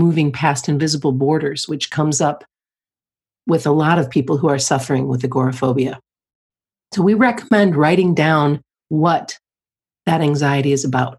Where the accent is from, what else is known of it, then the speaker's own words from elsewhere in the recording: just outside of Detroit, Michigan, United States; moved away; I grew up just outside of Detroit